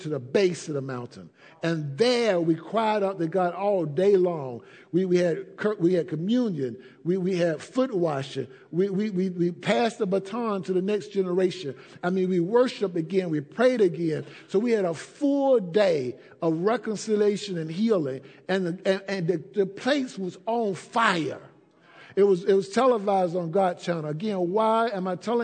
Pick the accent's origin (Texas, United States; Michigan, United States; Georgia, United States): Georgia, United States; Atlanta; I grew up in Atlanta